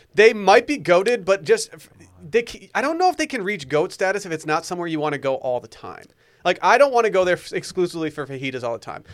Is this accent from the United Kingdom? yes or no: no; Harbor Springs, Michigan, United States; I grew up in Harbor Springs, Michigan.